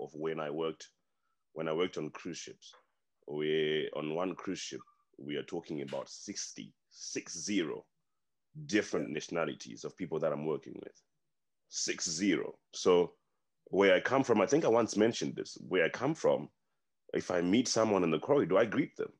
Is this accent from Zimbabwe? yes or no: yes; Zimbabwe; moved away; I'm from Africa. I'm from Zim. I come from a place where they do that.